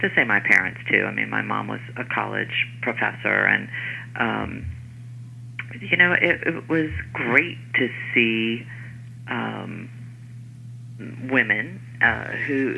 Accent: North Carolina, United States; moved away as an adult; now in New York, United States; I grew up in North Carolina. My parents were from Brooklyn

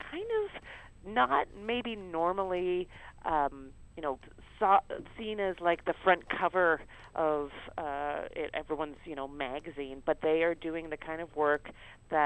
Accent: Canada; I grew up in Canada

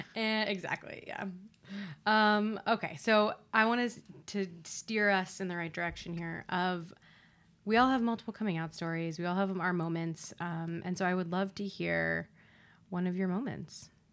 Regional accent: Ohio, United States; Being from Ohio, I think there's like a lot of pride behind like being a Buckeye

